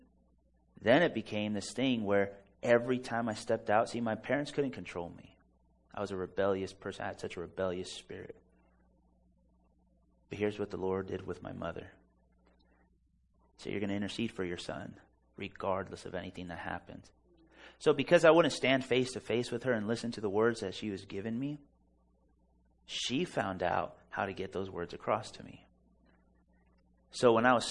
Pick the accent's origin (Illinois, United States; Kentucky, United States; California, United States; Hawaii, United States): California, United States; La Mirada; I was born in La Mirada, California.